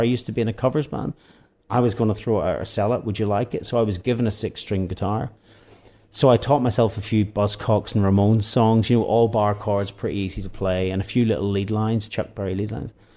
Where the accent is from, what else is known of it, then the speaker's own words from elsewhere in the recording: Northern Ireland, United Kingdom; we are therapy from Northern Ireland